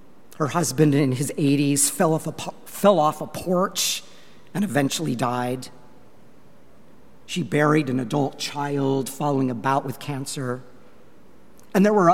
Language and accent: English; Longmont, Colorado, United States; moved away; my hometown of Longmont, Colorado